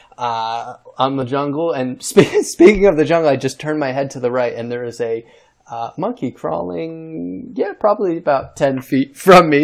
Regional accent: New York, United States; I'm from New York State

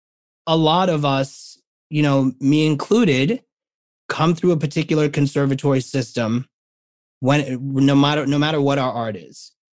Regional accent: New York City, New York, United States; a New Yorker

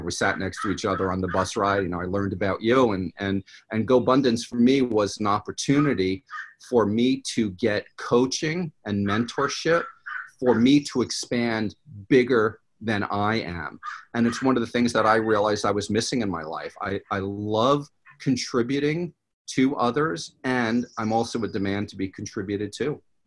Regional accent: New York, United States; moved away as an adult; also born or lived in Los Angeles, California; now in California, United States; I'm from New York originally, if my accent didn't come out

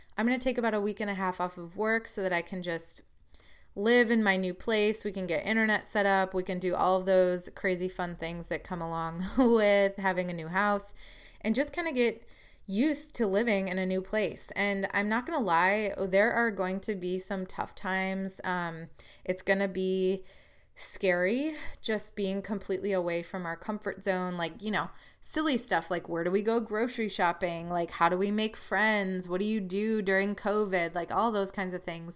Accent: Wisconsin, United States; now in Illinois, United States; I'm from Wisconsin

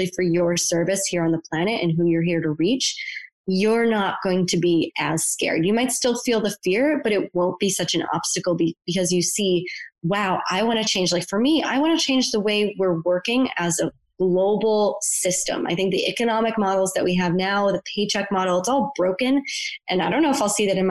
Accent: Buffalo, New York, United States; moved away; I'm from Buffalo, New York. Very few people left my hometown

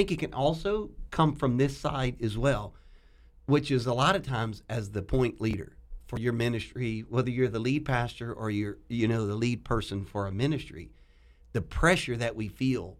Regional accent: Louisiana, United States; I'm from Louisiana.

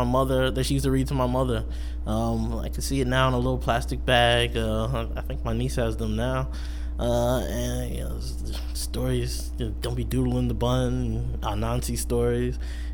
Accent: Beverly, United States; And, you know, as I grew up in Beverly, I was reading Beverly Cleary as an elementary school student

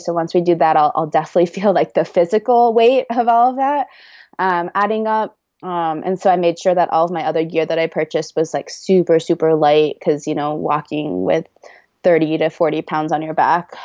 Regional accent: Oregon, United States; moved away as an adult; also born or lived in Boston; now in Cedar City, United States; back home to Oregon

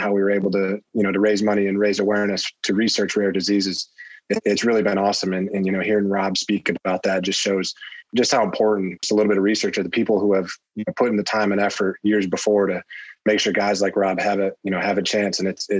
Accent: New York, United States; Syracuse, I'm 45 minutes from Syracuse is where I grew up. So always watching their games.

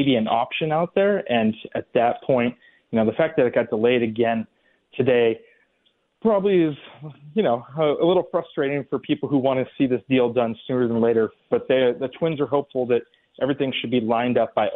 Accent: California, United States; moved away; when I was growing up in California

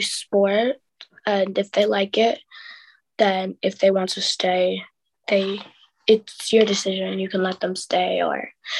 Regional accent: Shrewsbury, West Midlands, United Kingdom; One of my awards was being Miss Shrewsbury in my hometown.

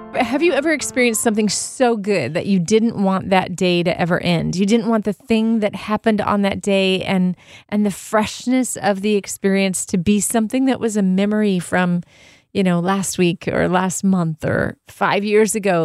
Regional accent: Southern California, United States; I grew up in Southern California.

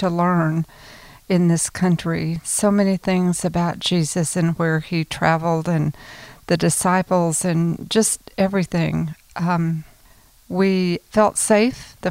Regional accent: Flower Mound, Texas, United States; I'm from Flower Mound, Texas.

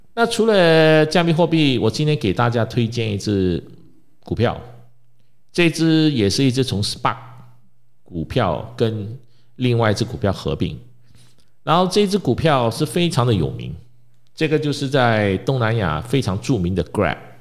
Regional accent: Malaysia; 我们马来西亚人

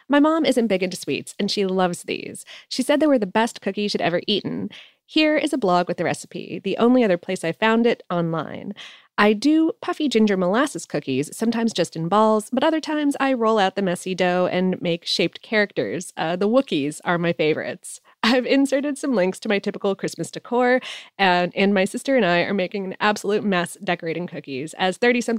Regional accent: Calgary, Alberta, Canada; the most important cultural icon to ever come out of my hometown of Calgary, Alberta, ginger beef?

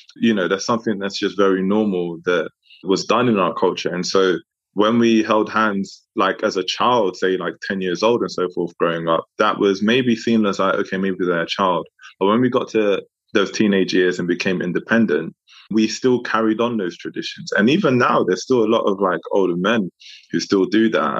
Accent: London, United Kingdom; also born or lived in Democratic Republic of the Congo; I was from Congo, Francophone African country, but grew up in London

